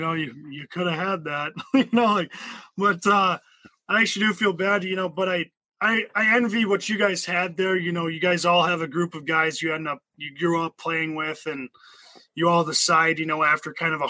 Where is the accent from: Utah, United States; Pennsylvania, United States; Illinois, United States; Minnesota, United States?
Minnesota, United States; East Grand Forks; growing up in East Grand Forks